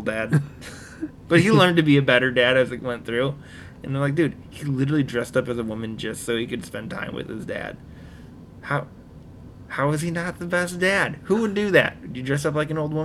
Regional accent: Wisconsin, United States; we're from Wisconsin

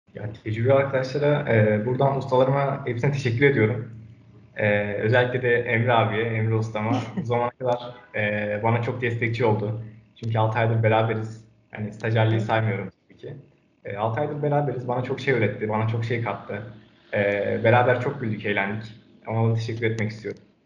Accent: Ankara, Turkey; 2002 Ankara doğumluyum.

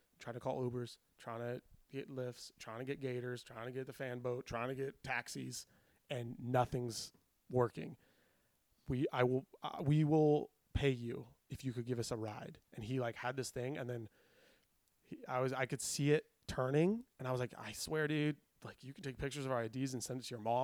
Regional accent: Los Angeles, California, United States

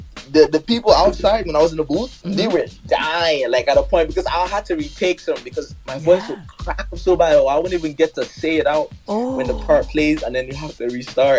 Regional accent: Nigeria; I'm from Nigeria

